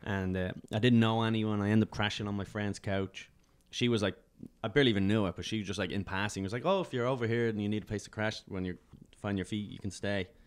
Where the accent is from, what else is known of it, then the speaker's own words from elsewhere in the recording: Dublin, Leinster, Ireland; moved away as an adult; now in New York, United States; I was from Dublin